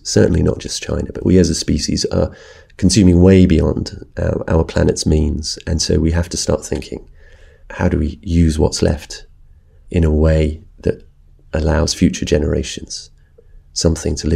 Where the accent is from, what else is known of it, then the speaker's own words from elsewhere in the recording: United Kingdom; addressing this subject from Britain as a British journalist